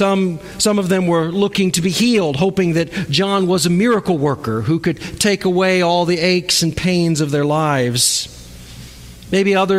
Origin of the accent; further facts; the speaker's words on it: Cocoa Beach, Florida, United States; I was born and raised near Cocoa Beach, Florida, so water was a huge part of my life